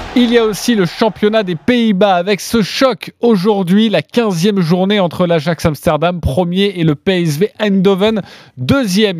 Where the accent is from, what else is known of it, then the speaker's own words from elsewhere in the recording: France; chez nous, français, chez nous en France